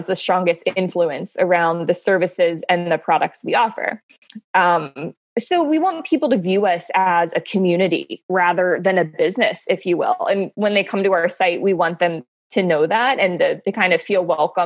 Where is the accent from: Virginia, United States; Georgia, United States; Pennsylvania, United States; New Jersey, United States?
Pennsylvania, United States; Pittsburgh; moved away as an adult; now in Baltimore, United States; I'm not born and raised in Baltimore. I'm actually from Pittsburgh, but I've lived in Baltimore for the past 6 years